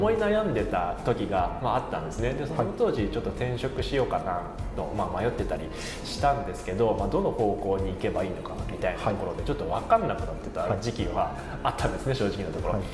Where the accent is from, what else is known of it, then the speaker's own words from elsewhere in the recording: Toyama, Japan; moved away as an adult; also born or lived in Tokyo, Japan; now in Bangkok, Thailand; 私もともと富山県出身なんですけど、はい、大学で、え東京の大学に、え通ってまして